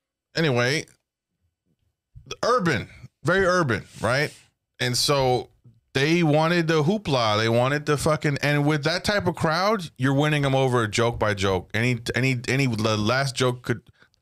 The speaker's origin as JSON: {"language": "English", "town": "Lubbock", "region": "Texas", "country": "United States", "tie": "born or raised there", "said": "Yeah, Felipe, bro. Yeah, I grew up in Lubbock, dog."}